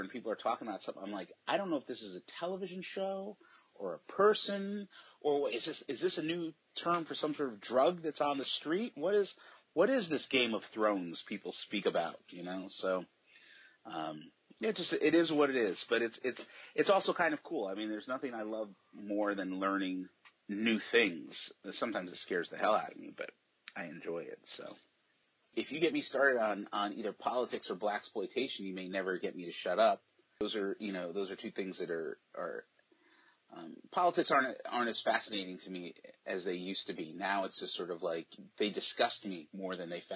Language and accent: English; East Coast, United States; also born or lived in New York / New Jersey / Connecticut; now in Portland, United States; I grew up on the East Coast and I still have family there. So I'm back in New York. I lived in New York, New Jersey, and Connecticut.